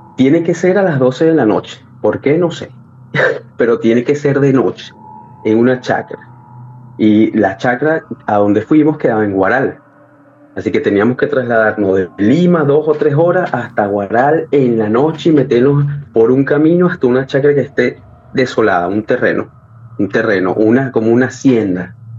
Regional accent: Caracas, Capital District, Venezuela; moved away as an adult; also born or lived in Ecuador / Peru; now in Chile; Yo soy de Venezuela, sí, de Caracas, de la capital de Venezuela

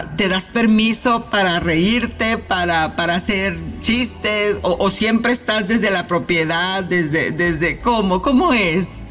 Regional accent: Mexico City, Mexico; moved away; nos estamos conectando a la Ciudad de México, por supuesto, bella y hermosa, de donde soy natal

